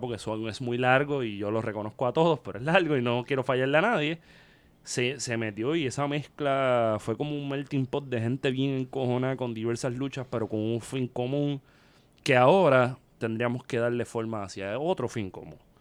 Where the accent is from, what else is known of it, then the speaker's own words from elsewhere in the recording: Vega Baja, Puerto Rico; yo soy de Vega Baja